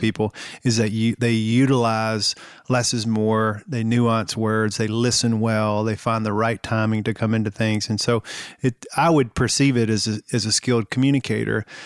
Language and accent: English; the South, United States; growing up in the South